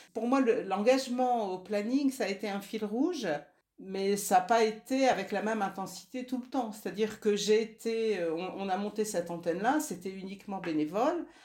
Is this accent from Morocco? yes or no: no; Nord, Hauts-de-France, France; moi je suis du Nord